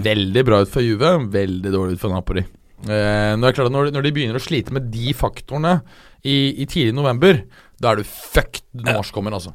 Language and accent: Norwegian; Norway; jeg er norsk